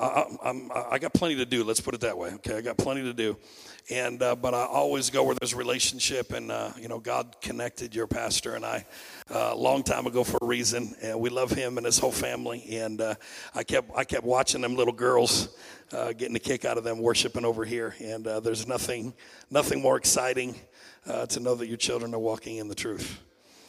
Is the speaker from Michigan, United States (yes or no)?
yes; Saginaw, Michigan, United States; I am from Saginaw, Michigan